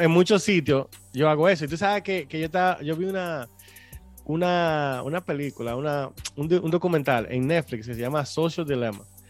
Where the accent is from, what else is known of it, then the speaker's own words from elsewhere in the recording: Dominican Republic; moved away; nosotros somos dominicanos